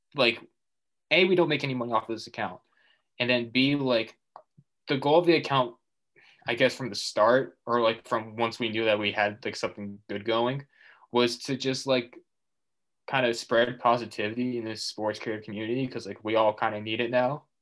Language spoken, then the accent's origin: English; Massachusetts, United States; I'm from Massachusetts